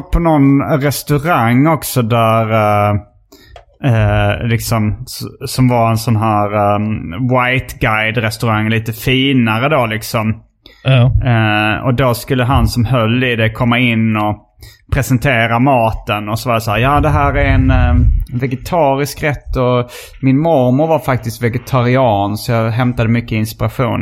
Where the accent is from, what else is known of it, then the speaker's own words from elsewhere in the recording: Hjärup, Skåne, Sweden; also born or lived in Lund; Jag var från uh, Hjärup